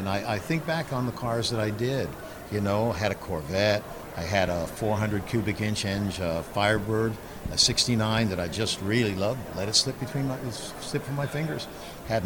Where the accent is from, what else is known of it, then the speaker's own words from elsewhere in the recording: Texas, United States; I was raised basically in Texas